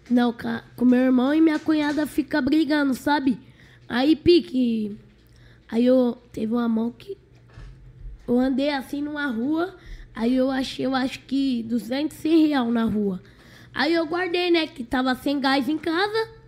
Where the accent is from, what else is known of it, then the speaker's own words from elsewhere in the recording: São Paulo, Brazil; Sou de São Roberto.